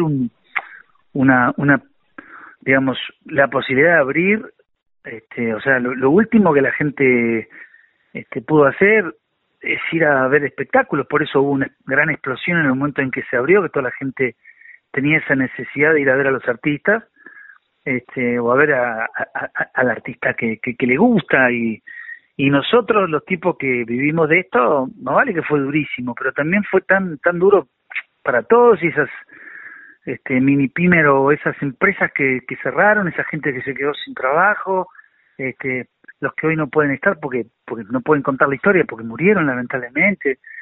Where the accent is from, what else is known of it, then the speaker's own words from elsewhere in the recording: San Nicolás de los Arroyos, Buenos Aires Province, Argentina; desde que nací en San Nicolás